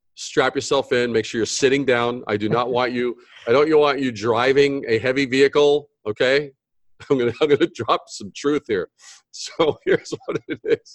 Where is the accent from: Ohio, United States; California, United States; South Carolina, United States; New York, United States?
New York, United States; New York City; also born or lived in Brooklyn / Long Island / Manhattan; I'm native New Yorker, born in Brooklyn, raised in Queens, you know, Long Island, then Manhattan